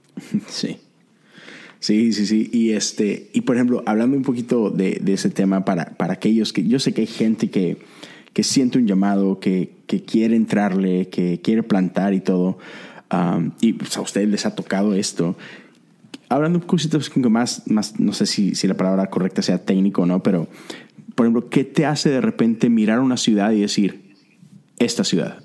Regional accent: Monterrey, Nuevo León, Mexico; moved away as an adult; now in Houston, United States; yo soy de Monterrey, pero tengo ya nueve años acá en Estados Unidos.

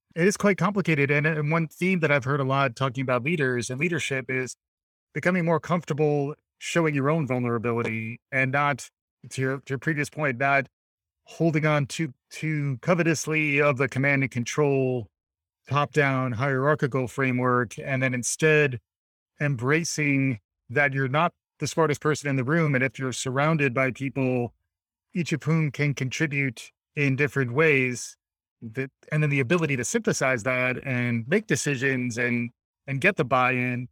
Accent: United States; me as an American

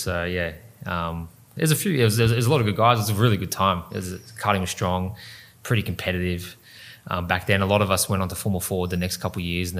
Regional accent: Melbourne, Victoria, Australia; In Western Melbourne. Yep. So first karting track was Geelong.

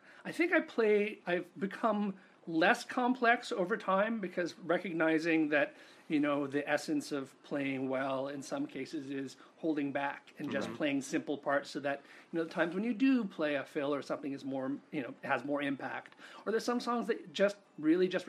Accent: New York, United States; moved away as an adult; also born or lived in Connecticut / Rhode Island / Los Angeles; I grew up in New York.

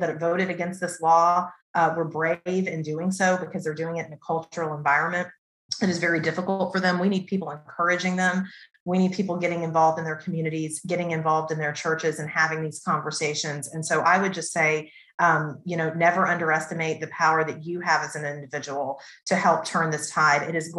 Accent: Waco, Texas, United States; moved away; as a person that grew up in Waco, Texas, and went to college in Waco, Texas

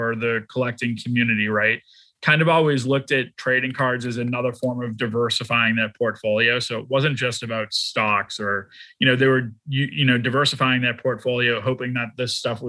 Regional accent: Boston, Massachusetts, United States; now in Dallas, United States; I'm from Boston, I live in Dallas

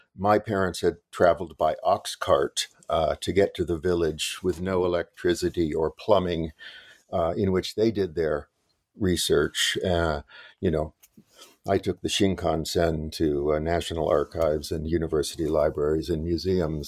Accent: Los Angeles, California, United States; I grew up in West Los Angeles.

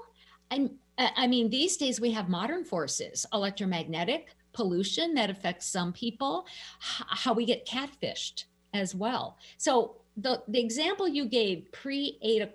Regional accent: Minnesota, United States; I'm a Minnesotan

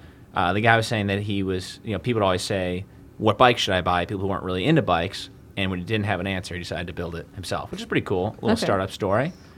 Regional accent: Rochester, United States; moved away; I'm from Rochester, I'm super soft.

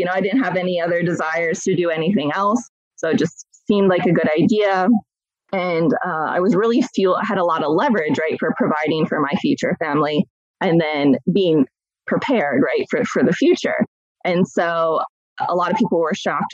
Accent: Columbus, Ohio, United States; I have been born and raised in Columbus, Ohio, still reside here today

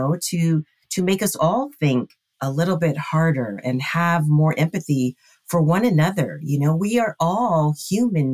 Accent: Hawaii, United States; we were raised in Hawaii, right? Which is, it's the melting pot of the world. And growing up in Hawaii, there's that aloha spirit.

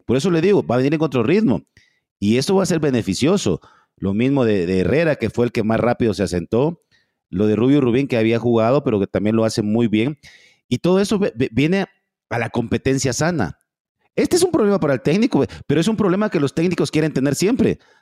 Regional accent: Guatemala

